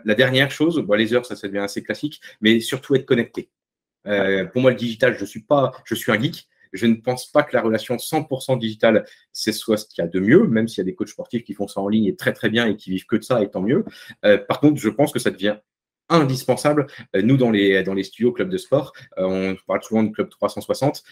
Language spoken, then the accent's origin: French; the North, Hauts-de-France, France; je suis un ch'ti, hein, je viens du Nord.